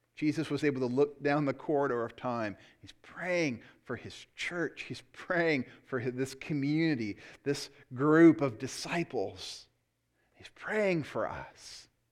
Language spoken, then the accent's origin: English; United States; I love being an American.